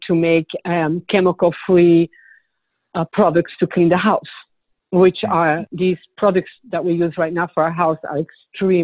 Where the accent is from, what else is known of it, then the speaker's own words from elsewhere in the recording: Belgium; also born or lived in Switzerland / Punta Gorda, Florida; now in Naples, United States; I'm originally from Belgium, but I lived in Switzerland a lot of years as well.